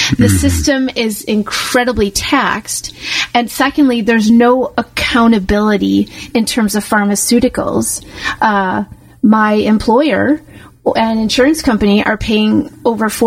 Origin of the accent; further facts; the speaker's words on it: United States; now in Canada; I, am I'm, I'm American.